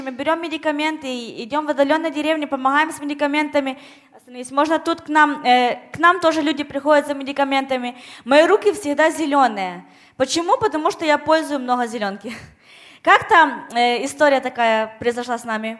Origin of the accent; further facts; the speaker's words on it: Ukraine; moved away; я с Украины